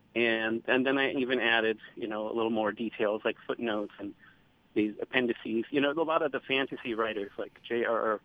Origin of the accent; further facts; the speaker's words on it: United States; as an American